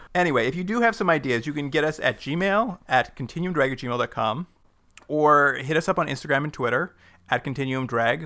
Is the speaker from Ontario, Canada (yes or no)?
no; Alberta, Canada; accent: Alberta; My Alberta accent